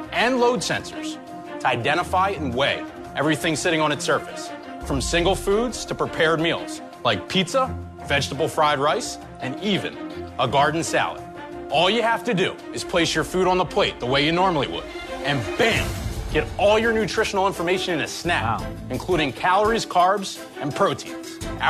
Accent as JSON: {"language": "English", "town": "Philadelphia", "region": "Pennsylvania", "country": "United States", "said": "I'm from Philadelphia, PA."}